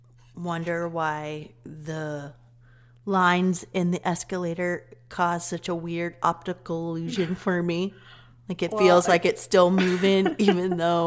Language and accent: English; Kentucky, United States; I'm from Kentucky.